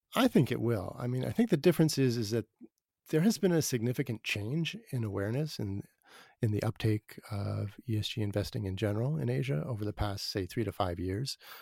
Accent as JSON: {"language": "English", "town": "Boston", "region": "Massachusetts", "country": "United States", "tie": "born or raised there", "also_born_or_lived": "Seattle", "moved": "yes", "said": "I grew up in Boston"}